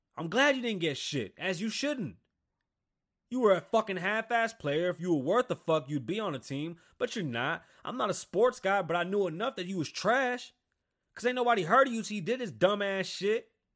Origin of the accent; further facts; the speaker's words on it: New York City, New York, United States; now in Las Vegas, United States; I grew up in New York City, and then I came to Las Vegas